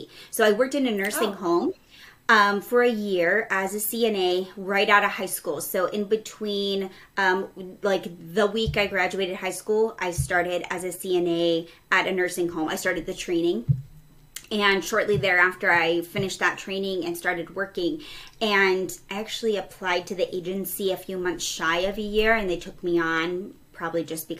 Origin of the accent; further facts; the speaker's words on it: New Mexico, United States; moved away as an adult; also born or lived in Texas / Seattle, Washington; So I was born in Texas and shortly moved to New Mexico. I think I was 3. So I was pretty much raised in New Mexico exclusively